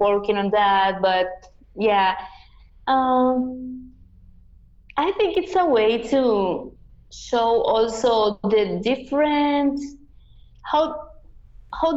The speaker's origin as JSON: {"language": "English", "region": "Yucatán", "country": "Mexico", "tie": "born or raised there", "also_born_or_lived": "Cochabamba, Bolivia", "first_language": "Yucatec Maya", "second_language": "English", "said": "I grew up in an environment where everyone were speaking Mayan, so I learned it"}